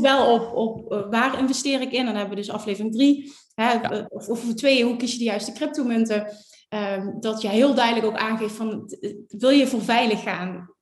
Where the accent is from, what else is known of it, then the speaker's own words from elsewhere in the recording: Netherlands; als Nederlander